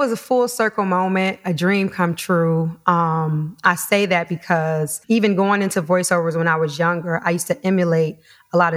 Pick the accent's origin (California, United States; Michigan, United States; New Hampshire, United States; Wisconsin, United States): Michigan, United States; Detroit; moved away; I'm originally from Detroit.